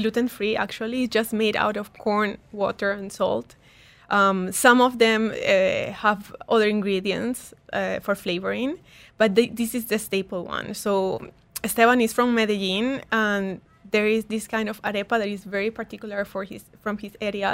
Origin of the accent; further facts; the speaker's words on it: Peru; now in United Arab Emirates; I'm from Peru.